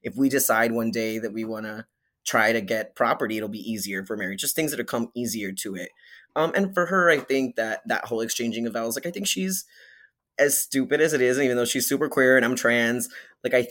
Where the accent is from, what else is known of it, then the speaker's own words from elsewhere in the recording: Hialeah, Florida, United States; moved away as an adult; also born or lived in Kendall, Florida; now in New York, United States; I was born in Miami and I was raised in like Hialeah and then a place called Kendall